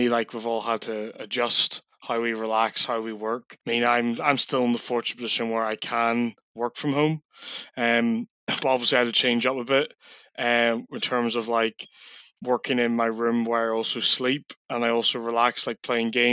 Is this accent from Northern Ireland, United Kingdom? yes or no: yes; Coleraine, Northern Ireland, United Kingdom; moved away as an adult; now in Middlesbrough, United Kingdom; So I'm originally from Coleraine, Northern Ireland, but I live and work in Middlesbrough now full time.